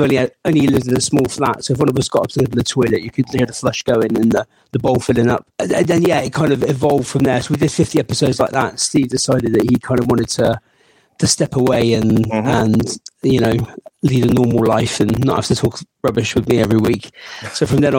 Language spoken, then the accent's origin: English; Bristol, South West England, United Kingdom; accent: Bristolian; I don't think I actually sound very Bristolian